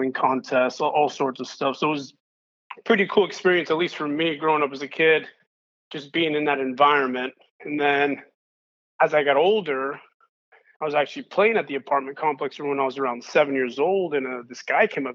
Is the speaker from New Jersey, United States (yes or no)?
no; East Palo Alto, California, United States; I'm from the Bay Area, so local kid here. Specifically, I grew up in East Palo Alto, so in the peninsula